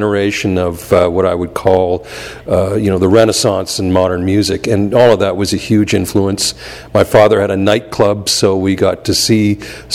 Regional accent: Toronto, Ontario, Canada; I'm from Toronto and came up through the blues R&B circuit there as a musician

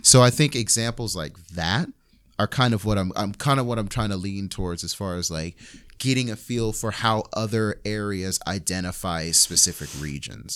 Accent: New York, United States; I'm from New York

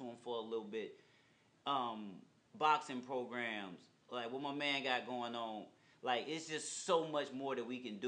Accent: Chester, South Carolina, United States; I grew up in East Chester where my homeboy just got murdered

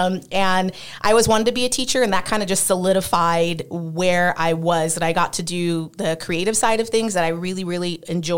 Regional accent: California, United States; also born or lived in Las Vegas, Nevada; I am originally from California

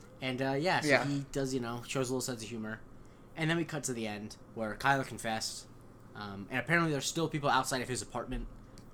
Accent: Punta Gorda, Florida, United States; my hometown should be Punta Gorda, but it is absolutely Punta Gorda

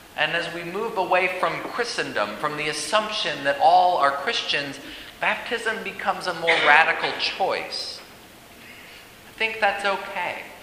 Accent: Colorado, United States; now in St. Louis, United States; As a Coloradan

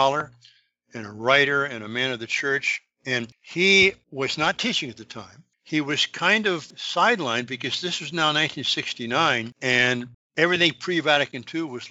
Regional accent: West Coast, United States; moved away as an adult; also born or lived in France; being in France as an American, you know, I'm from the West Coast, where the oldest things at the time were 50 years old.

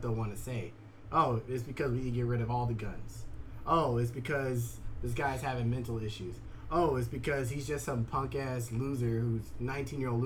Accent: El Paso, Texas, United States; I grew up in El Paso

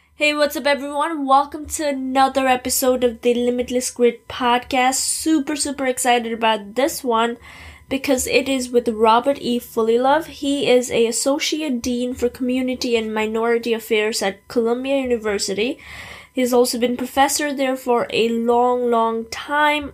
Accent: Nepal; now in United States; I came to America n- almost nine years ago. I'm from Nepal

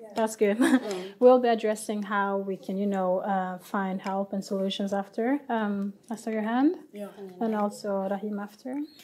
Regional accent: Liberia; I'm from Liberia

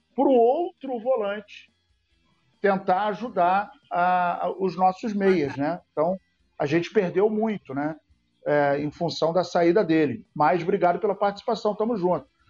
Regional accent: Serra Branca, Paraíba, Brazil; da Paraíba de Serra Branca, minha terra querida

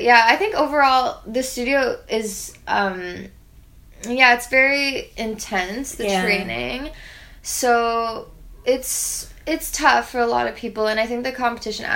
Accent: Toronto, Ontario, Canada; growing up in Toronto

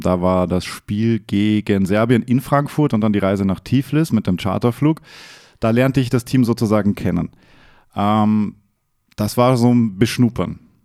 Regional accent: Austria; ich wurde oft aufgezogen wegen meiner österreichischen

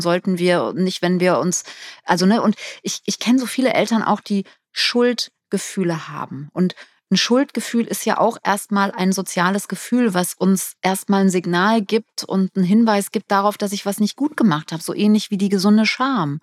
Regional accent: Germany; wir als Deutsche

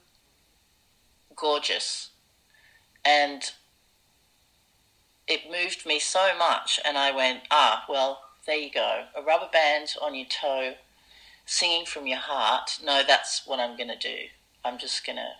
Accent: Surrey, South East England, United Kingdom; moved away; also born or lived in Wimbledon, London; I was born in Wimbledon and grew up in Surrey.

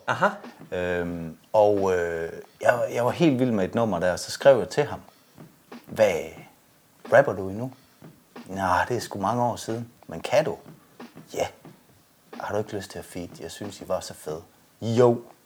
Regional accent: Jutland, Denmark; vi er jo jyder

